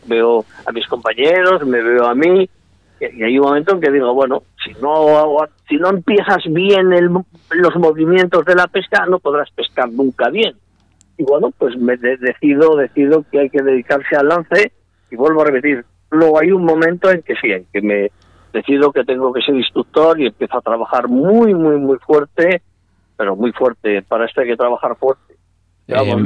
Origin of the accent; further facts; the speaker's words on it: Salamanca, Castile and León, Spain; moved away as an adult; now in Vigo, Spain; nací en Salamanca, me siento salmantino de plenos derechos, pero vivo en Vigo